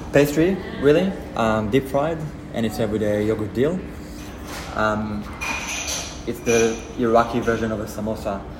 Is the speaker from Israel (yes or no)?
yes; Israel; moved away; I'm from Israel